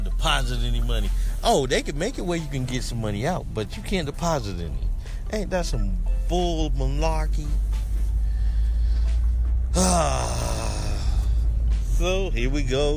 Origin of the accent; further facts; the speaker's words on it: the South, United States; I was born down here in the South